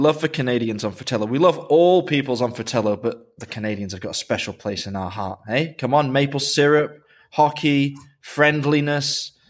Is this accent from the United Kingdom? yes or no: yes; United Kingdom; I grew up in Britain